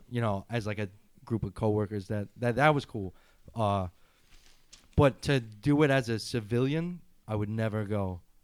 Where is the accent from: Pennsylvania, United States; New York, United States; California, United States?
New York, United States; New York City; as a New Yorker